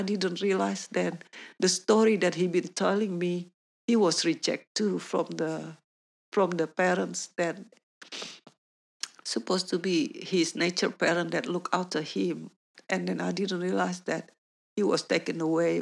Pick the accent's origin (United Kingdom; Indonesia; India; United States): Indonesia; English is a second language; moved away as an adult; also born or lived in New Zealand; now in Perth, Australia; because we have a Chinese background, I grew up in Indonesia